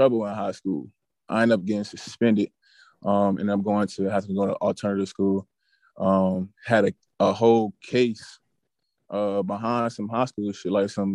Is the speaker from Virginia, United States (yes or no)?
yes; Norfolk, Virginia, United States; also born or lived in Chesapeake, Virginia / Portsmouth, Virginia; I'm from Norfolk, Norfolk